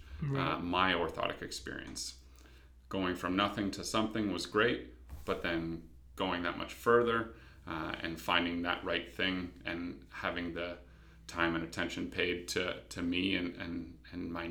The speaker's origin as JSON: {"language": "English", "town": "London", "region": "Ontario", "country": "Canada", "tie": "born or raised there", "moved": "as an adult", "lives_now": "Hamilton, Canada", "said": "Grew up in London"}